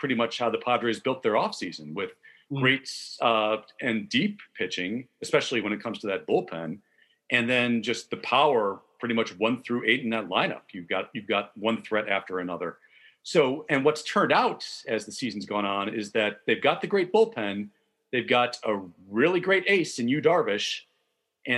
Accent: Chicago, Illinois, United States; as a Chicagoan

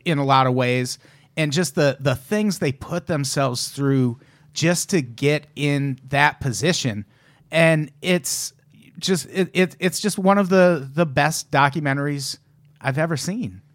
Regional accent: Illinois, United States; I'm from Illinois

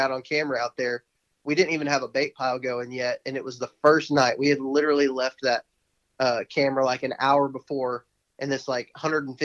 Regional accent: Texas, United States; moved away; what I grew up doing in Texas

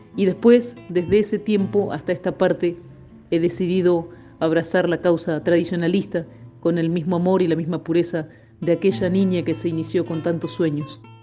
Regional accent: El Perdido, Buenos Aires Province, Argentina; also born or lived in Coronel Dorrego; Yo nací en Coronel Dorrego, pero me crié en el pueblito El Perdido

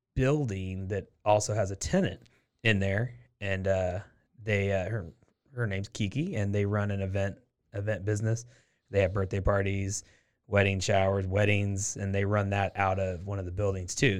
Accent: Portland, Oregon, United States; now in Waco, United States; I'm from Portland, Oregon is where I'm from

